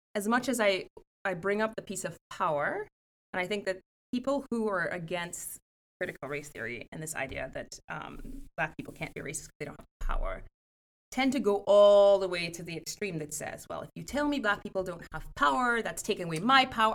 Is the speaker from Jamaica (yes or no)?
no; Trinidad & Tobago; moved away as an adult; now in Evanston, United States; I grew up in Trinidad and Tobago, um, which is in the Caribbean